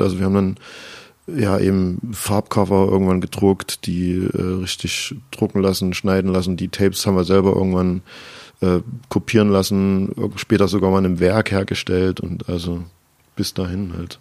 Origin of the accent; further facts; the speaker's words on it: Chemnitz, Saxony, Germany; ich komme aus Chemnitz, wohne da auch immer noch